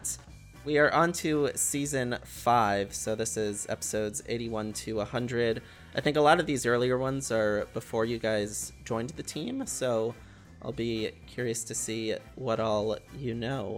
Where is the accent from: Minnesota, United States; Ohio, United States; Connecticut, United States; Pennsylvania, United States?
Connecticut, United States; Danbury; my hometown of Danbury, or the town I was born right next to where I live